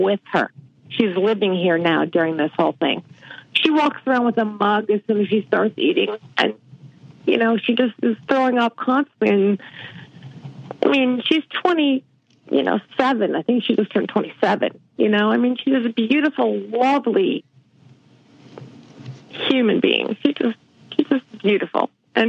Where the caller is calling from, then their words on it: Mill Valley, California, United States; I'm calling from Mill Valley, California.